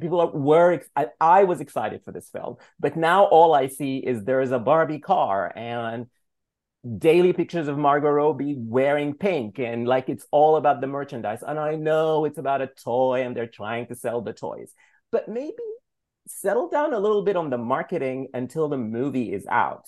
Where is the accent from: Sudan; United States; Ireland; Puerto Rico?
Sudan; moved away; growing up in Sudan